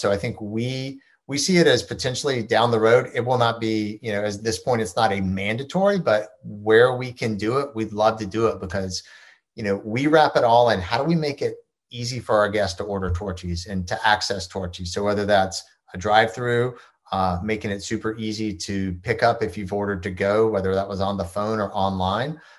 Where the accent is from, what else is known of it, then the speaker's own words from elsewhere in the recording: Georgia, United States; I grew up in Georgia